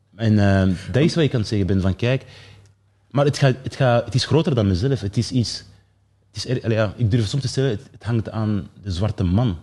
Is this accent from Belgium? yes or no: yes; Mechelen, Flanders, Belgium; also born or lived in Keerbergen; Ik ben opgegroeid in Michelen, in een, eh, in een sociale wijk